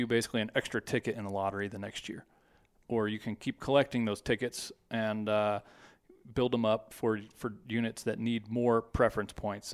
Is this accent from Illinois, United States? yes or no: no; Texas, United States; moved away as an adult; now in Colorado, United States; I grew up in Texas.